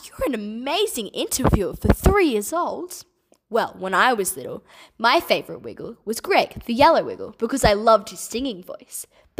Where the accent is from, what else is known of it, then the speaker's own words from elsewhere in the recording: Australia; also born or lived in Addis Ababa, Ethiopia; I was born in Ethiopia, in Addis Ababa, which is the capital. And my Australian parents adopted me from there when I was 8 months old. And I've lived in Australia ever since.